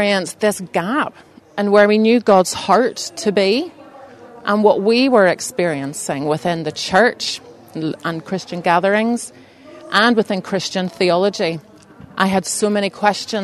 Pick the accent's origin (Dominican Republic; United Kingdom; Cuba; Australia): United Kingdom; Belfast, Northern Ireland; moved away as an adult; also born or lived in Bangladesh; I grew up in East Belfast, still live in East Belfast, but had a bit of a dip out